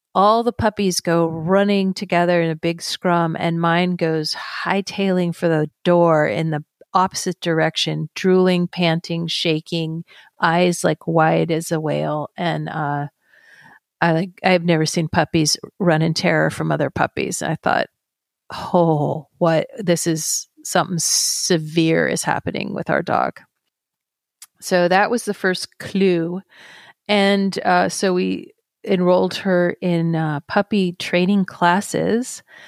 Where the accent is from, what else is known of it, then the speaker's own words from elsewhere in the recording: Carmel Valley, California, United States; also born or lived in San Francisco; Then we would relocate back to my hometown in Carmel Valley